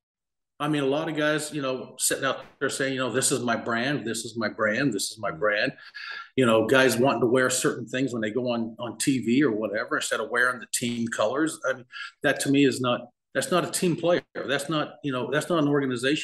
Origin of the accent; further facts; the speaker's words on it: Farmington, New Mexico, United States; my hometown, Farmington, New Mexico.